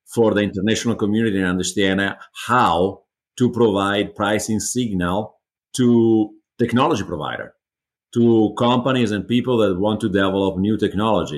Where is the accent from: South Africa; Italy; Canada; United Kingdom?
Italy; moved away as an adult; also born or lived in Switzerland / Germany / China; now in United States; I'm originally from Italy. I moved internationally.